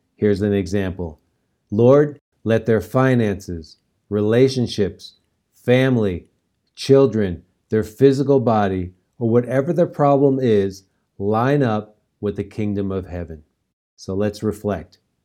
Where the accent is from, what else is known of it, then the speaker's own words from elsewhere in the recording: New York, United States; now in Colorado, United States; New York, where I grew up